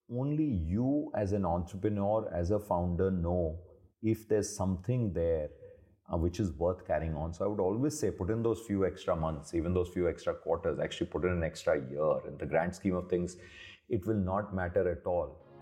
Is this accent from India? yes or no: yes; Delhi, India; also born or lived in Hyderabad / Ahmedabad; I grew up almost all of my adult life in Delhi